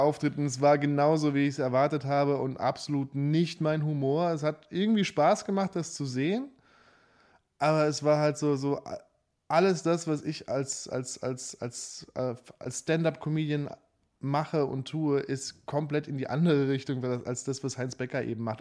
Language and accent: German; Saarbrücken, Saarland, Germany; moved away; also born or lived in Nuremberg / Berlin; komm aus Saarbrücken